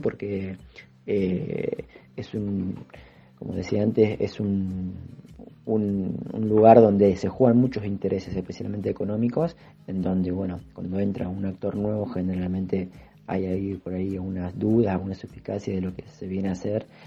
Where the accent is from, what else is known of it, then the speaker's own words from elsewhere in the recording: Buenos Aires, Argentina; soy vecino de Soldati